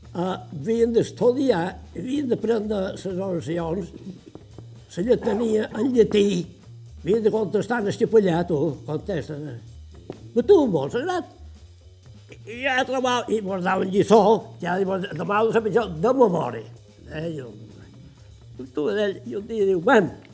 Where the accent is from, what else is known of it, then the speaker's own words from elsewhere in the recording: Sant Macià, Balearic Islands, Spain; jo ja vaig néixer aquí a Sant Macià